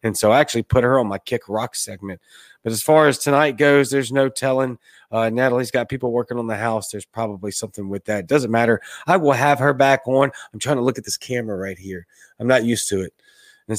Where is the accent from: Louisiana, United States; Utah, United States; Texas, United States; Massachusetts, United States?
Louisiana, United States; I'm from Louisiana, the greatest state ever